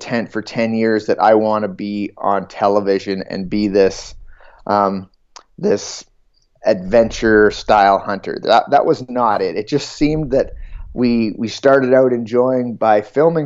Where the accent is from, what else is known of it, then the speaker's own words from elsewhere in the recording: southern Ontario, Canada; I grew up in Ontario. In southern Ontario, in farm country.